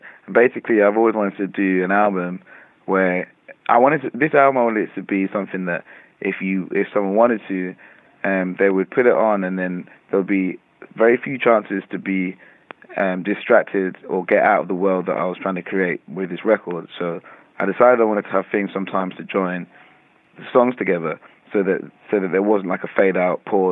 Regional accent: London, United Kingdom; growing up in London

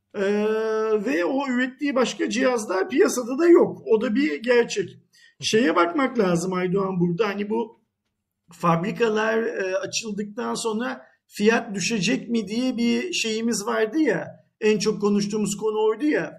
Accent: Turkey; Bir Türk olarak

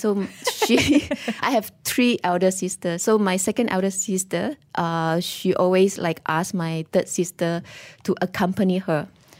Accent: Pahang, Malaysia; Oh, we actually grew up in a very small village, on the East Coast. It's very near to Cherating. I think maybe just like 5 kilometers away from Cherating. And in the village, we are the only Chinese family.

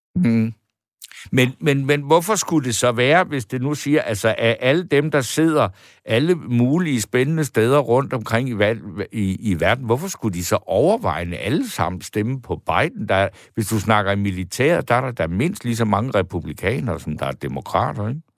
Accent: Denmark; jeg som dansker

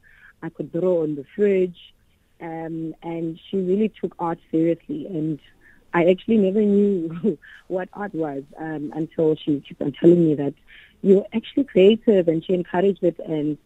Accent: Mthatha, Eastern Cape, South Africa; I was actually born in Mthatha in Eastern Cape. Ah. Yes, I was raised there.

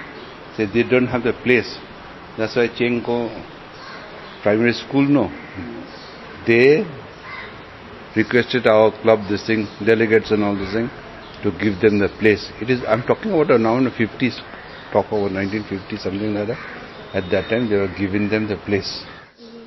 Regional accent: Jalpaiguri, West Bengal, India; also born or lived in Rajasthan; now in Kolkata, India; I was born in Jalpaiguri, that side, with my father and mother.

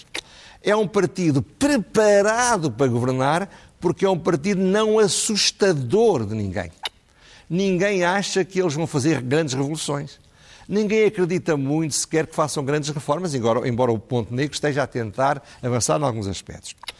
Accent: Centro, Portugal; eu não sou do Norte, sou do Centro

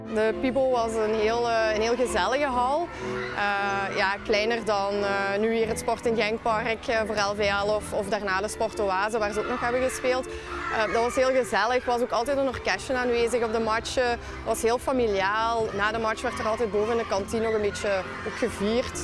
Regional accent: Limburg, Flanders, Belgium; ik ben van Limburg.

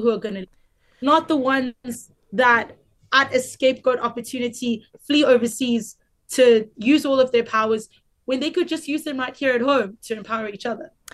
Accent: South Africa

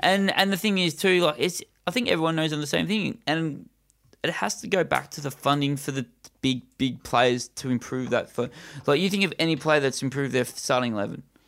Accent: Australia; most of our listeners are from Australia as well as us

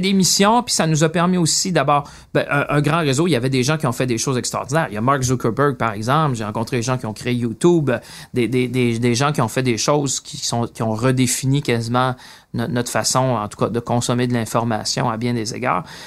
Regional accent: Shawinigan, Quebec, Canada; moved away as an adult; also born or lived in Greenfield Park, Quebec / London; je viens de Shawinigan

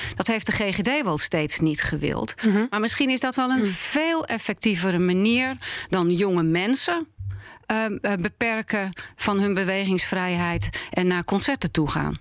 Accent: Netherlands; ik ben een Nederlander. Ja. Ik ben hier geboren en eh, opgegroeid.

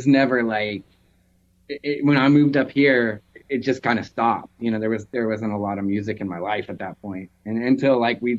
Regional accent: Nashville, Tennessee, United States; now in Seattle, United States; I'm from Nashville and he's from Pennsylvania.

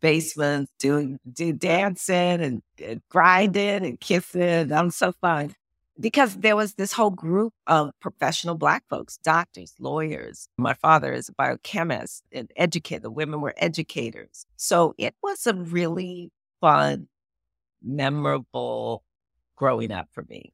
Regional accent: Los Angeles, California, United States; also born or lived in New Orleans / Pittsburgh; I grew up in Miracle Mile, so that's, like, Wilshire and La Brea

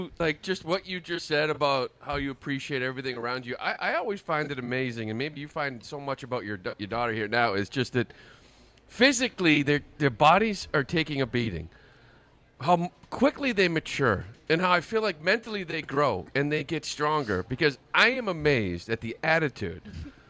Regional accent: Framingham, Massachusetts, United States; I'm from Framingham.

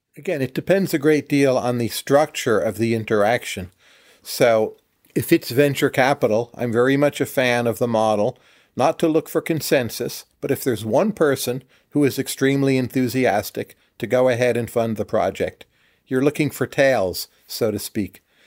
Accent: northern New Jersey, United States; I was born in northern New Jersey, where I grew up

